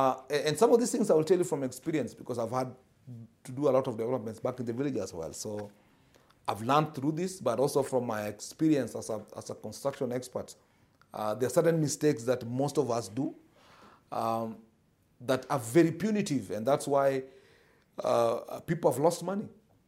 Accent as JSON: {"language": "English", "town": "Moroni", "region": "Grande Comore", "country": "Comoros", "said": "I come from Moroni, and you know, in my area for a long time, I used to wonder why all buildings were cracking."}